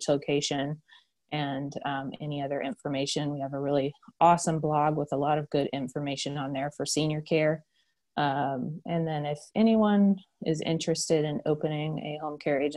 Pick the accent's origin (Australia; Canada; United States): United States; Asheville, North Carolina; I'm from Asheville